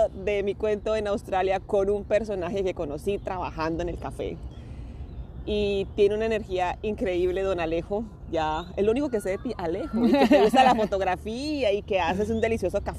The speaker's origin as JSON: {"language": "Spanish", "town": "Concepción", "region": "Biobío", "country": "Chile", "also_born_or_lived": "Germany", "moved": "as an adult", "lives_now": "New Zealand", "said": "Yo soy de Concepción."}